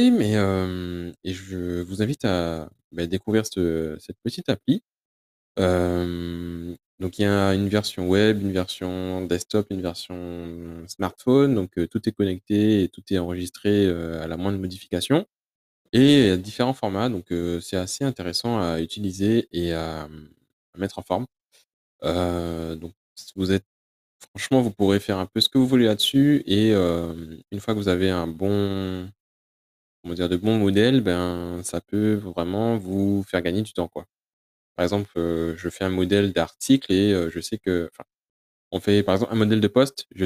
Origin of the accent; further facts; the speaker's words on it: United Kingdom; accent: English; French is a second language; c'est mon accent, Je suis obligé de vous expliquer comment ça s'écrit parce que l'accent anglais Peut-être que vous ne l'avez pas tous